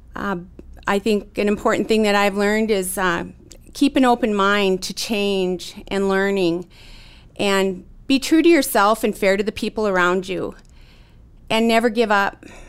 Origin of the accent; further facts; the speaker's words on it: Williston, North Dakota, United States; I was born and raised in Williston, North Dakota.